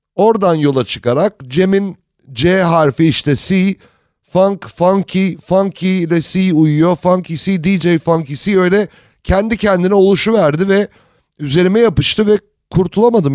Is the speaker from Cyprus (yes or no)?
no; United States; moved away; also born or lived in Turkey; Amerika'da büyüdüm